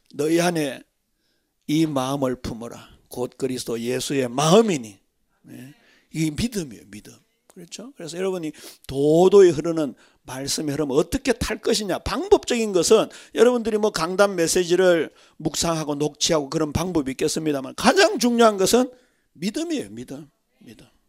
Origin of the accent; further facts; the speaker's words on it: Daegu, South Korea; 저는 더군다나 대구 출신이잖아요.